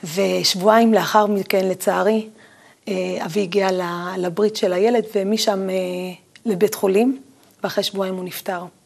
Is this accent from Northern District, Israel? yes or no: yes; Tiberias, Northern District, Israel; גדלתי בחדר וחצי, חדר קטן וחצי, אה, ולא רחוק ממני היה הקבר של רבי עקיבא